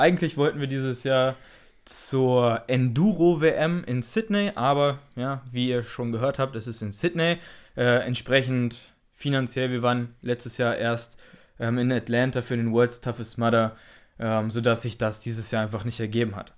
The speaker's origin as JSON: {"language": "German", "town": "Braunschweig", "region": "Lower Saxony", "country": "Germany", "said": "wir sind 23 Jahre alt, kommen aus Braunschweig"}